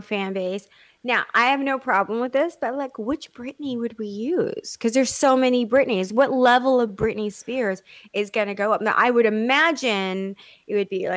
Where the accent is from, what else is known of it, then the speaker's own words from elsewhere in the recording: Texas, United States; I'm from Texas